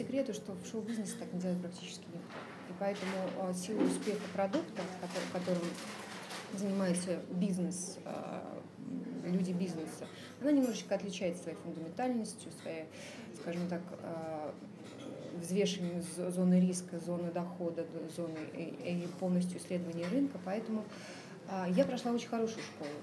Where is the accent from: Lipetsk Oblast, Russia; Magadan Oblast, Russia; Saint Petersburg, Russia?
Magadan Oblast, Russia; Magadan; now in Moscow, Russia; Я из Магадана